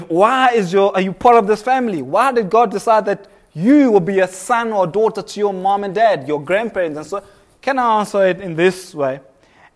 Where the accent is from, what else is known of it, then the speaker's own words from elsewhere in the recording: Kenya; now in South Africa; I was born in Kenya